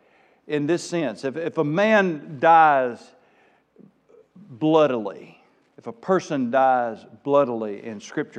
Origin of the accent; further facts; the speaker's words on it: South Arkansas, United States; accent: South Arkansas; Forgive my South Arkansas coming out